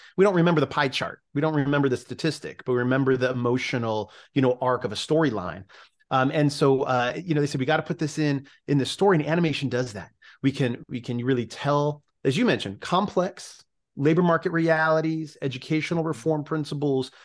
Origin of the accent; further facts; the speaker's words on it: California, United States; my home state in California